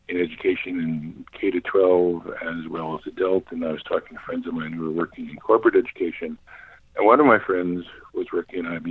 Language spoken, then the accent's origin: English; New York City, New York, United States; moved away as an adult; also born or lived in Cambridge, Massachusetts / Boston; I grew up in Manhattan. I was born and raised there.